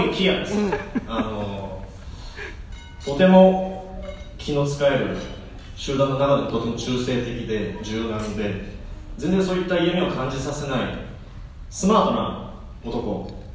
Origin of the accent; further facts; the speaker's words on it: Hamamatsu, Shizuoka, Japan; 僕らが生まれ育った静岡県浜松市というところ